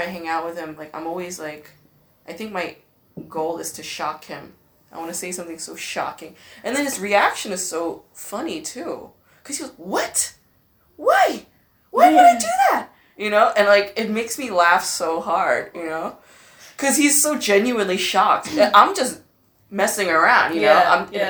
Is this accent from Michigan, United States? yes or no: no; Los Angeles, California, United States; moved away as an adult; now in Berlin, Germany; "Where are you from?" I was like, "LA."